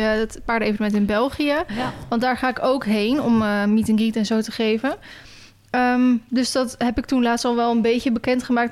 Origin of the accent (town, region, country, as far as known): Netherlands